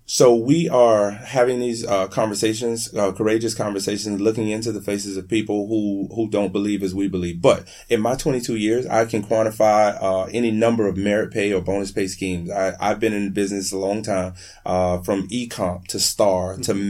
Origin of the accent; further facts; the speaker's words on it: Miami, Florida, United States; also born or lived in Broward County, Florida; I'm from Miami. I lived most of my adult life in Broward County